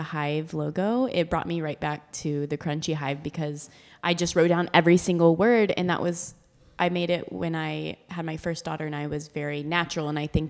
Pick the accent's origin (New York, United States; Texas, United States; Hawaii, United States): Texas, United States; Austin; Like it, we're from Austin.